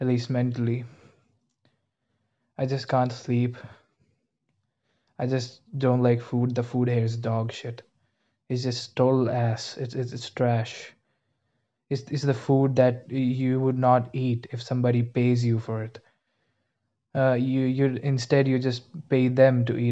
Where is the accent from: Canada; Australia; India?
India; English is a second language; moved away; I'm actually from India